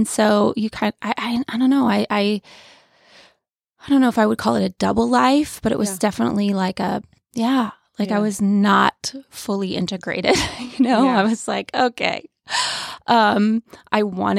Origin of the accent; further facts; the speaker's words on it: New York, United States; But I am originally from Western New York, small town outside of Buffalo. That's where I grew up.